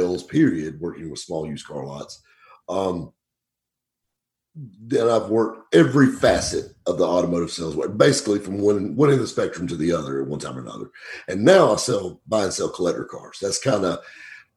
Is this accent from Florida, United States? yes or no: no; Greenville, South Carolina, United States; I grew up right here in Greenville, South Carolina